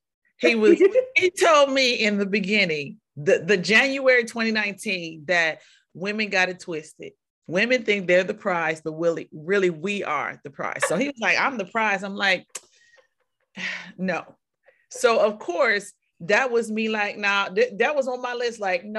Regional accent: Ohio, United States; also born or lived in Atlanta; You know, he's from Miami. I'm from Ohio, Atlanta.

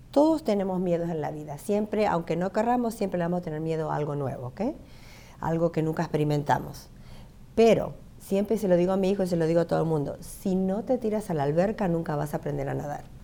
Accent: Buenos Aires, Argentina; moved away as an adult; now in United States; yo soy nacida y criada en Buenos Aires, pero toda mi familia es de Rosario.

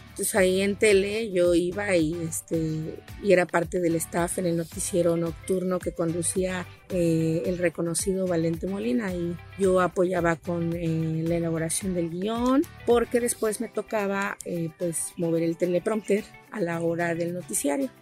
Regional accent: Tuxtla Gutiérrez, Chiapas, Mexico; soy originaria de Tuxtla Gutiérrez

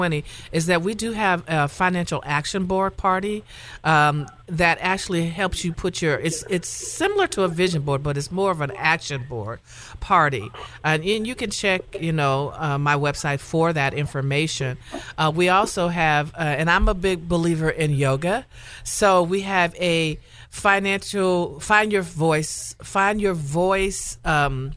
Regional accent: Louisiana, United States; I'm from Louisiana

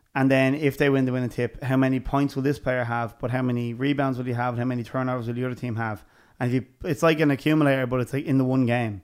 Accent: Dublin, Leinster, Ireland; we're from Dublin

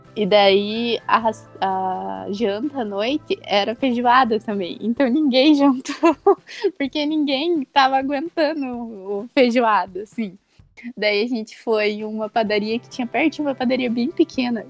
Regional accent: Santo Antônio da Platina, Paraná, Brazil; now in Curitiba, Brazil; eu sou do interior do Paraná, numa cidadezinha lá de Santo Antônio da Platina

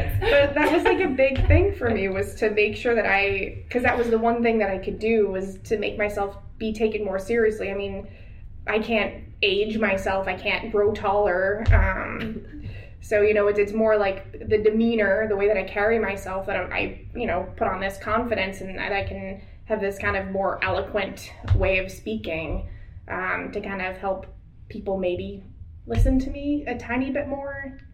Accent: Lynn, Massachusetts, United States; accent: Boston; now in Illinois, United States; so I grew up in Lynn, Massachusetts. And so I did have a Boston accent when I moved to Illinois.

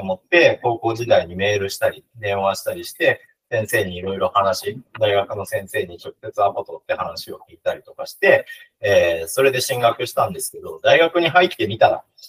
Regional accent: Hiroshima, Japan; now in Toyama, Japan; 広島県出身なんですが

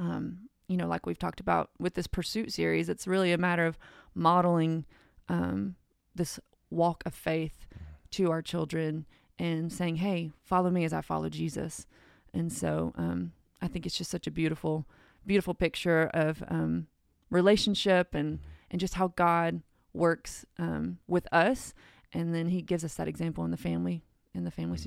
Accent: Cleveland, United States; I was born and raised here in Cleveland

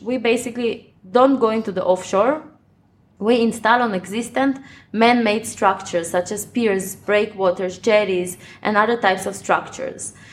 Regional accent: Ukraine; now in Israel; I live in Israel, uh, but I was born in Ukraine in 1986.

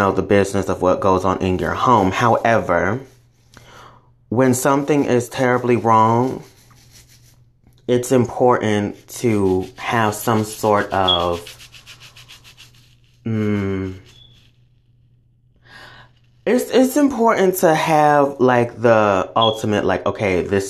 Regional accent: the South, United States; I grew up in the South

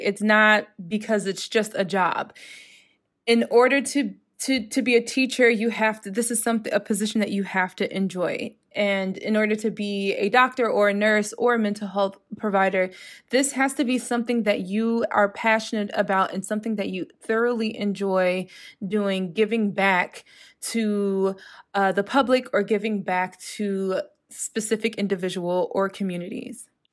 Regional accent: United States; moved away as an adult; now in Europe; being an American and living in Europe and living within the E U

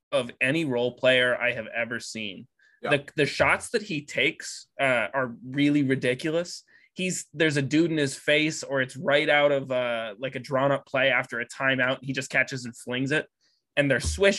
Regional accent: Boston, Massachusetts, United States; we're from Boston

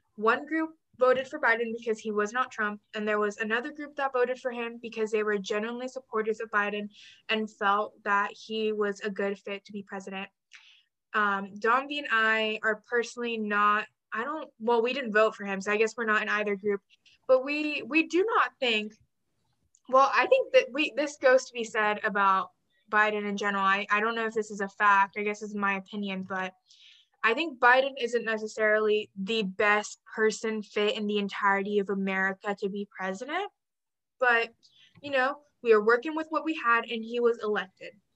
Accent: Texas, United States; As a Texan

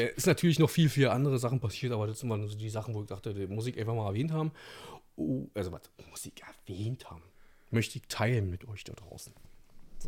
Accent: Brandenburg, Germany; hier bei uns in Brandenburg

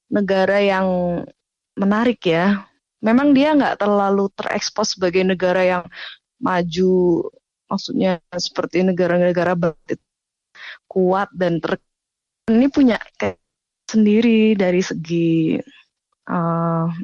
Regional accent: Bandung, West Java, Indonesia; now in Iran; bener, lahir di Bandung, besar di Bandung.

